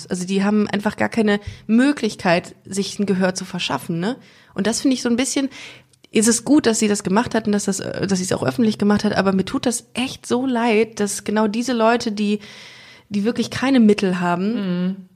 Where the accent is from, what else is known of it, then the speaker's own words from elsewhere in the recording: Switzerland; Vielleicht denken die auch nur, du bist super reich als, als, als Schweizer.